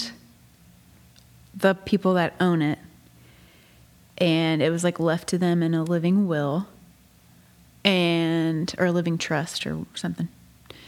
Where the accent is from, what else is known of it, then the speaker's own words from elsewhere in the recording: Nashville, Tennessee, United States; also born or lived in Jackson; being from Nashville